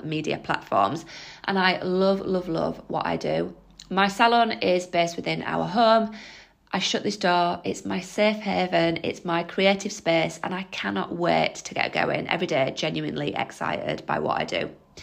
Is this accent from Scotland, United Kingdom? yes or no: no; Holmfirth, Yorkshire and the Humber, United Kingdom; moved away as an adult; now in Leicester, United Kingdom; I am a Yorkshire lass. I'm from a small town called Homeforth in West Yorkshire, but I moved to Leicester to be with my husband 15 years ago.